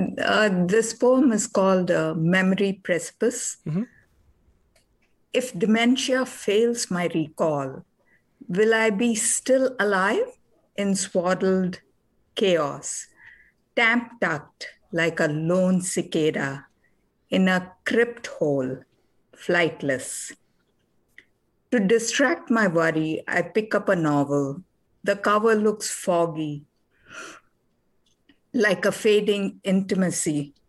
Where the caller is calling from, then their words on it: Boston, Massachusetts, United States; From Boston.